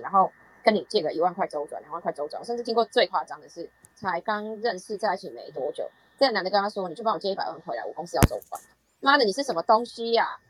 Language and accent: Chinese; Taiwan; 我们台湾人